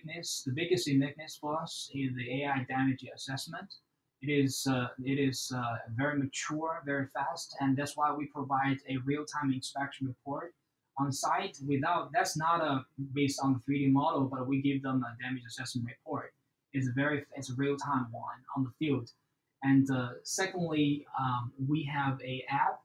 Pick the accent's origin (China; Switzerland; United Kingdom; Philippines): China; now in Houston, United States; I grew up in China. I have a very good education and family background right there